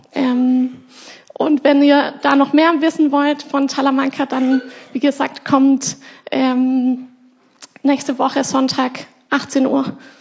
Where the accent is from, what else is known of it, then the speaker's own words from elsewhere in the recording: Germany; weil ich hier aufgewachsen bin in der Gemeinde, von euch geformt wurde.